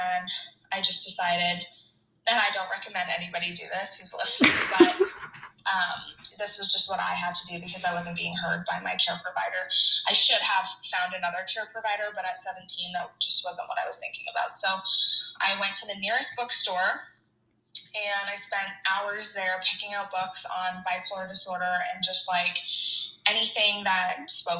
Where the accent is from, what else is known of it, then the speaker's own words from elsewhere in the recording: Hamilton, Ontario, Canada; I'm from Hamilton, Ontario, and I am married to my high school sweetheart.